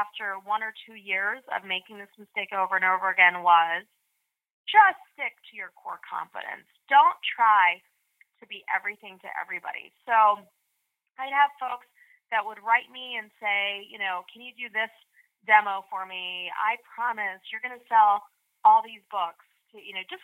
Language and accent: English; outside of Philadelphia, Pennsylvania, United States; also born or lived in India; I was born in India, and then I grew up outside of Philadelphia